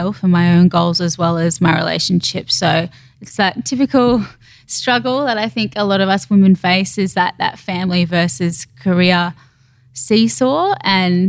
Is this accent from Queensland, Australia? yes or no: yes; Queensland, Australia; now in Sydney, Australia; being a Queenslander originally